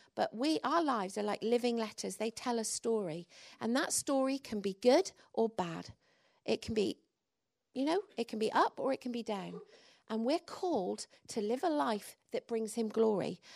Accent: England, United Kingdom; now in Wales; I'm English

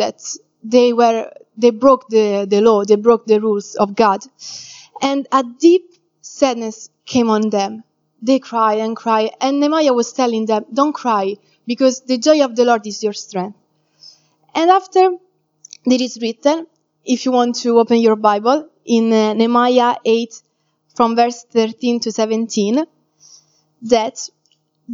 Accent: Italy; moved away; I'm from Italy

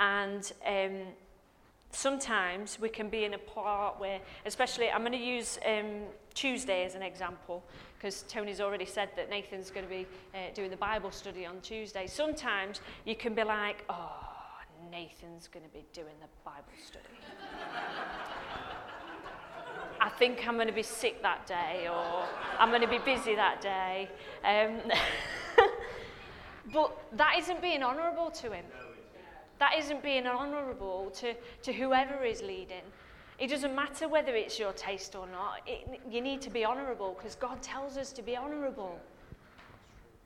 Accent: England, United Kingdom; we're English

